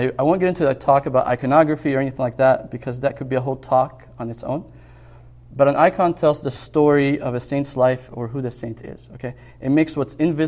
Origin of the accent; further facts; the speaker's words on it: Egypt; moved away; growing up in Egypt